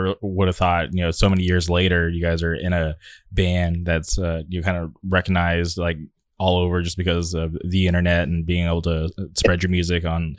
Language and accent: English; Palm Springs, California, United States; moved away as an adult; now in Orange County, United States; I grew up in the Palm Springs area, so I know like how hot it can get.